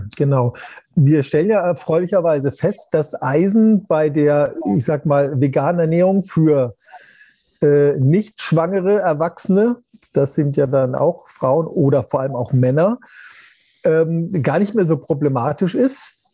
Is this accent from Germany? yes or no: yes; Germany; bei uns in Deutschland